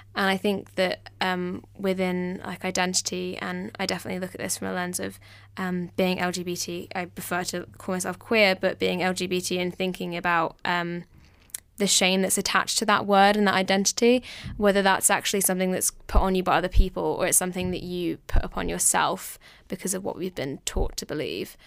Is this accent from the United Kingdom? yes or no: yes; southern England, United Kingdom; I'm from England, down south